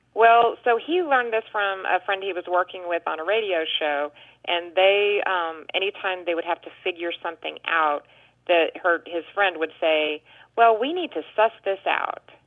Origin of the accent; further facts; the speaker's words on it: Fort Worth, Texas, United States; I'm from Fort Worth, Texas